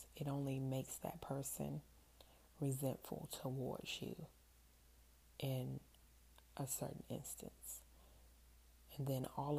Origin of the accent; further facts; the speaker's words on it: New Zealand; I am Kiwi.